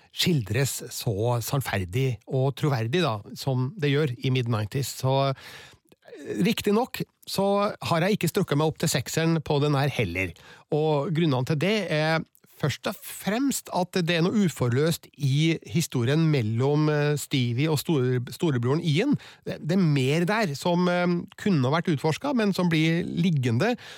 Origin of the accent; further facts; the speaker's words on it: Stjørdal, Trøndelag, Norway; vi var litt seint ute med skating, kanskje, da der jeg